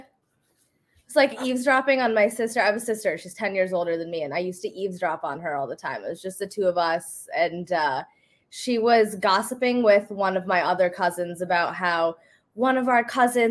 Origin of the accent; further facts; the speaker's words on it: Indiana, United States; also born or lived in Ohio; I grew up in the Midwest. I grew up in Indiana